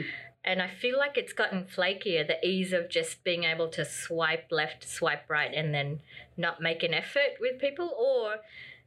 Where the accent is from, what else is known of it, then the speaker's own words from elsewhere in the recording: Australia; I was born here, but I'm of Filipino heritage